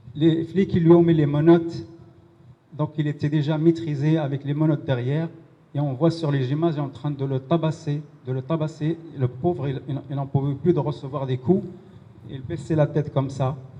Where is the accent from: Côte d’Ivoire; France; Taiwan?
France; Pantin, Île-de-France; on est des Pontinois